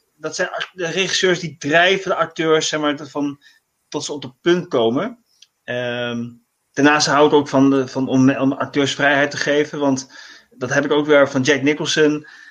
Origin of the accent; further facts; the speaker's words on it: The Hague, South Holland, Netherlands; Ik ehm, woon in Den Haag. Ik kom uit Den Haag